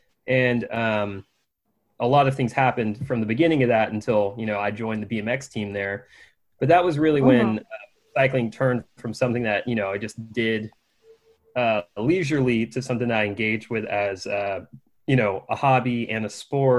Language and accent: English; Houston, Texas, United States; also born or lived in Austin, Texas; we were living somewhere a little bit outside of Houston. I grew up in Houston, Texas. And there, you know, kind of a smaller suburban community